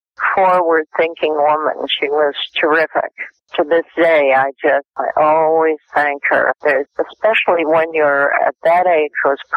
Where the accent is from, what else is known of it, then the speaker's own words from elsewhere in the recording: Brooklyn, New York, United States; born there; I was born in Brooklyn when my mother had seven brothers and two sisters.